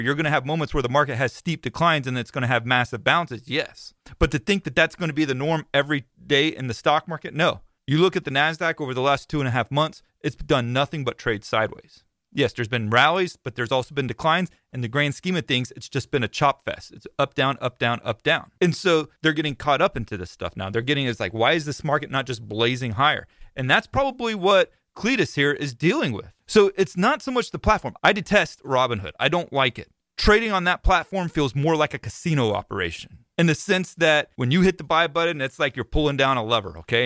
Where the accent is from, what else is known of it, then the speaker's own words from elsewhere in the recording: Florida, United States; I'm from Florida